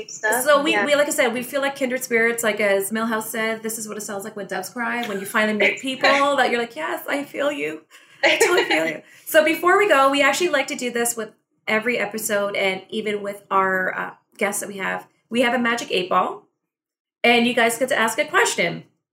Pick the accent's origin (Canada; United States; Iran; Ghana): Canada; Scarborough, Ontario; So we are from Scarborough